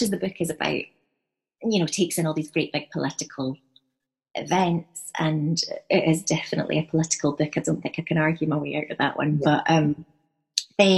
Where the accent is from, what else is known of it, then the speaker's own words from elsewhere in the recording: Edinburgh, Scotland, United Kingdom; I grew up in Edinburgh, and when I was a wee girl